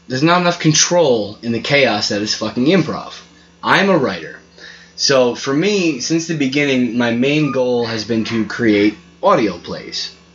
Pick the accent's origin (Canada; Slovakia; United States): United States; New York; moved away as an adult; also born or lived in Long Island; now in Appalachia, United States; I'm from New York